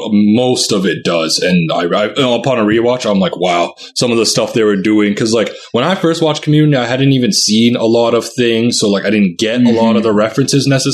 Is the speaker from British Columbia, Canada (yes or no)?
yes; Vancouver, British Columbia, Canada; I grew up in Vancouver